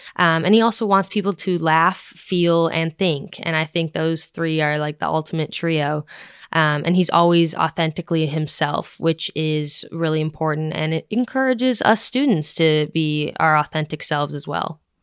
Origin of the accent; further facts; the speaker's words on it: Boulder, Colorado, United States; moved away as an adult; coming from someone who's from out west, I'm from Boulder, Colorado